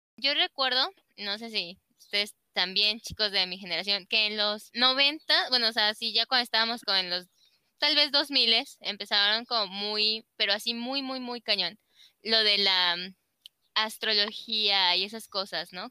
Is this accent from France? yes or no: no; Celaya, Guanajuato, Mexico; yo nací aquí en Celaya